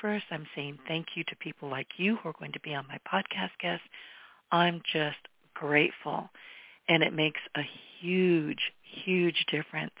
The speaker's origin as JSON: {"language": "English", "country": "United States", "tie": "born or raised there", "said": "I have always been a very grateful American and so glad that I was born here"}